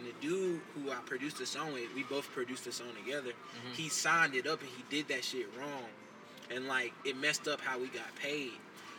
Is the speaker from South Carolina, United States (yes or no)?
yes; Rock Hill, South Carolina, United States; Rockville, South Carolina as well.